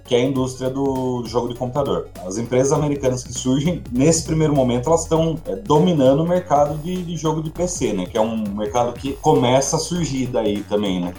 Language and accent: Portuguese; Sorocaba, São Paulo, Brazil; Eu sou de Sorocaba